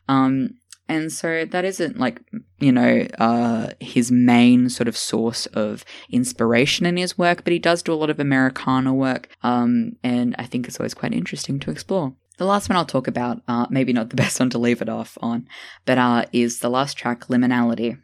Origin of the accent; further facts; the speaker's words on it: Tasmania, Australia; Hannah Gatsby, a lesbian comedian from my home state